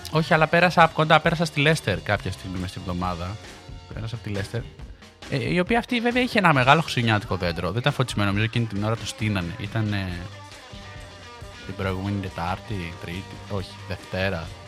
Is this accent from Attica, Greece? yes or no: no; Peloponnese, Greece; και εγώ είμαι από τη, από τη Μάνη. Τη Λακωνική, να πω.